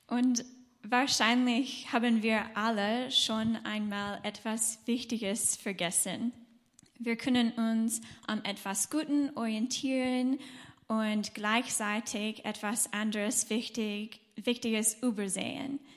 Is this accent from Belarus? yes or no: no; United States; German is a second language; now in Germany; Und wir kommen aus den USA und sind seit, ähm, seit 2015 hier in Deutschland.